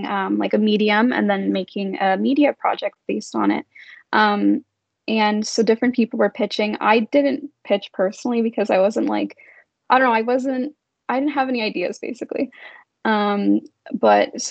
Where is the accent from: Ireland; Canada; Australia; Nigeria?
Canada; Brampton, Ontario; also born or lived in Toronto; I was born in Toronto, but I grew up here in Brampton